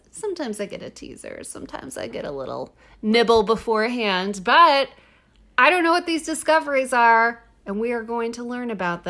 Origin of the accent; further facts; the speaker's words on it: United States; As an American, I am confused.